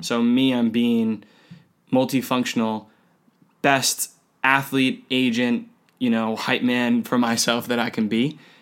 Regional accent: United States; I'm an American

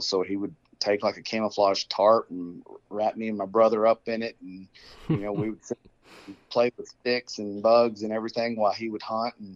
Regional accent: McKinney, Texas, United States; also born or lived in Lubbock, Texas; I grew up in McKinney, born and raised there. You know, for anybody that doesn't know, it's just about 30 miles north of Dallas in Texas, North Texas

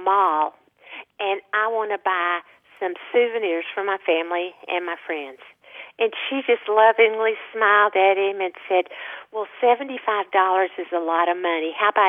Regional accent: a small Texas town, United States; now in Austin, United States; when I grew up in a small Texas town

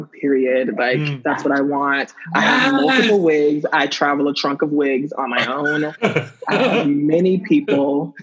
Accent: Birmingham, Alabama, United States; born or raised there; moved away

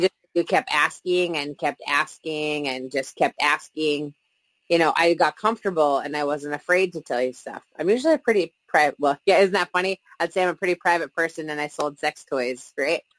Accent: Minnesota, United States; We've lived here our whole lives

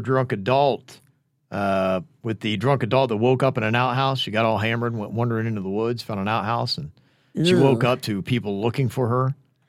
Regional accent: Logan, Ohio, United States; born or raised there

